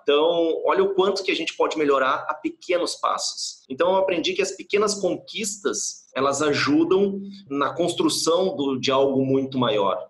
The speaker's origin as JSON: {"language": "Portuguese", "town": "Porto Alegre", "region": "Rio Grande do Sul", "country": "Brazil", "tie": "born or raised there", "also_born_or_lived": "California", "said": "eu sou natural de Porto Alegre, vivo aqui em Porto Alegre"}